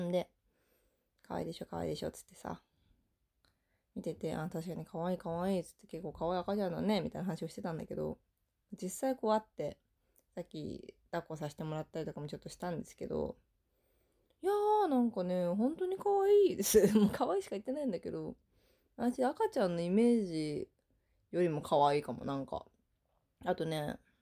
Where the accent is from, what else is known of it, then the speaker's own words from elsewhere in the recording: northern Saitama Prefecture, Japan; now in Tokyo, Japan; 私の地元に帰ってまいりました